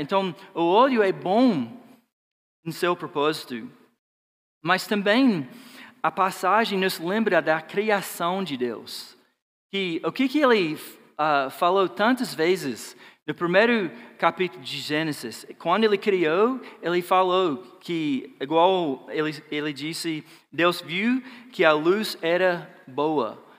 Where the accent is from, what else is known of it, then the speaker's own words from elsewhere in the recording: Georgia, United States; Portuguese is a second language; moved away; Eu sou de Georgia, né, o sul dos Estados Unidos